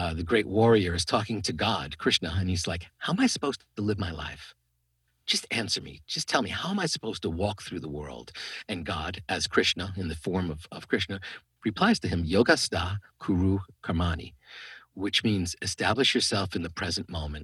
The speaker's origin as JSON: {"language": "English", "region": "New York", "country": "United States", "said": "I'm from New York."}